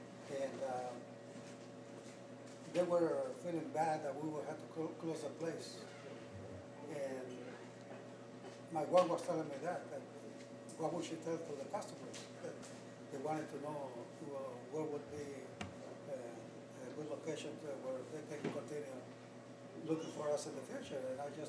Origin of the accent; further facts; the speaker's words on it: Youngstown, Ohio, United States; also born or lived in Mexico; We are from the west side, because when we came from Mexico, my family located on the west side of town, of Youngstown, and we were very much familiar with this side of town.